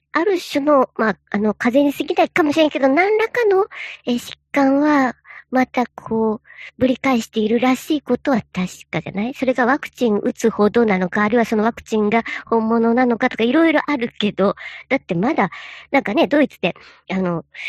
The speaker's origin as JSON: {"language": "Japanese", "area": "Echigo", "region": "Niigata", "country": "Japan", "tie": "born or raised there", "moved": "yes", "lives_now": "Nagoya, Japan", "said": "遠いふるさと"}